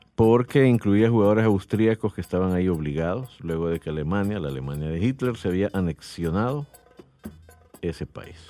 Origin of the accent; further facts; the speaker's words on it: El Salvador; como salvadoreños bayunco que somos